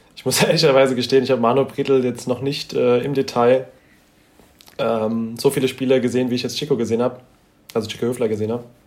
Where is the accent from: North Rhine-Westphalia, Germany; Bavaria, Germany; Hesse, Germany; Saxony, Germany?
Hesse, Germany; wir sind beide, beide in Hessen geboren